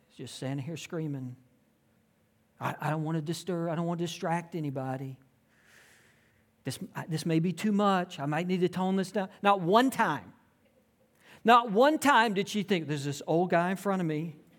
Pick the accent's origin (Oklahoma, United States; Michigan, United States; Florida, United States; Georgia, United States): Georgia, United States; Tifton; I grew up in South Georgia. a small town, uh, Tifton, Georgia, um, and it was a great place to grow up.